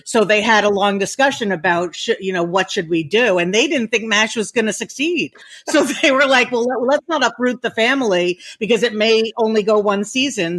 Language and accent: English; Leonia, New Jersey, United States; we grew up in New Jersey in a very, very tiny town in New Jersey called Leonia